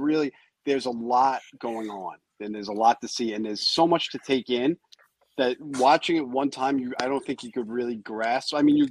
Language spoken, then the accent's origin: English; New York, United States; I'm from New York.